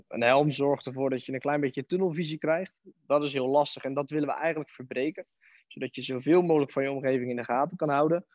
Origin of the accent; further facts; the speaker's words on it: Barendrecht, South Holland, Netherlands; toen ben ik in het dorp beland ehm, waar ik vandaan kom, en bij Aikido